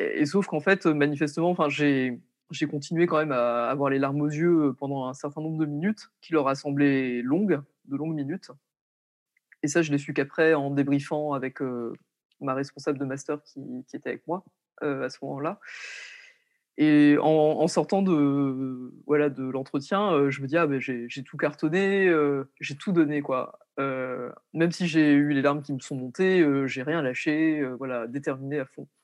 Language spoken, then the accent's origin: French; Lorraine, Grand Est, France; moved away as an adult; also born or lived in Paris; je suis partie étudier à Paris alors que je suis originaire de Lorraine